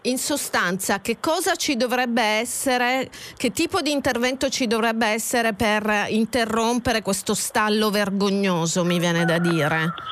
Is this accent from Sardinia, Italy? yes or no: no; Catania, Sicily, Italy; da catanese, da, eh, quindi Sicilia orientale a un passo da casa mia